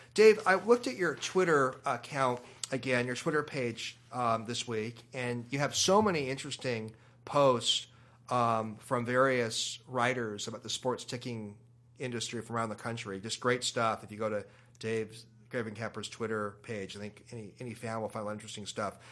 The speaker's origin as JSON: {"language": "English", "town": "Seattle", "region": "Washington", "country": "United States", "tie": "born or raised there", "said": "I remember growing up in Seattle, we both grew up in this town"}